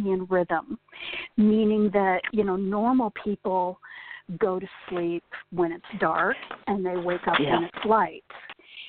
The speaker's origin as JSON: {"language": "English", "region": "Indiana", "country": "United States", "moved": "as an adult", "lives_now": "Kansas, United States", "said": "we're originally from Indiana. And then we moved to Kansas 7 years ago"}